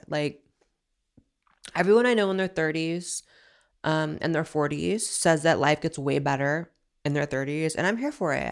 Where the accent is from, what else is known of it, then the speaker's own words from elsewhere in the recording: Northern California, United States; I grew up in Northern California, so San Francisco was, like, the L A of Northern California